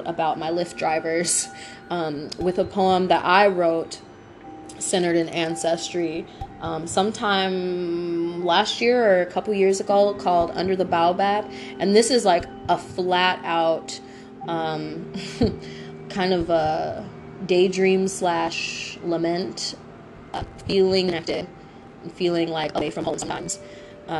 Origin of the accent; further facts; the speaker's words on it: United States; I am from right here